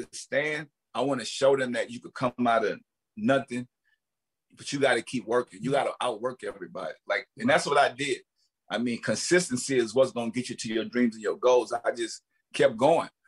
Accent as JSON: {"language": "English", "region": "the South", "country": "United States", "said": "I'm from the South. We all look alike."}